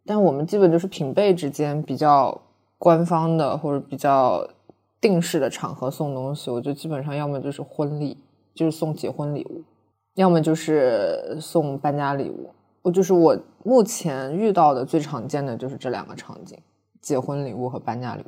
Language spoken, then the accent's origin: Chinese; China; 我觉得我们中国人，我们老中国人就是特别地含蓄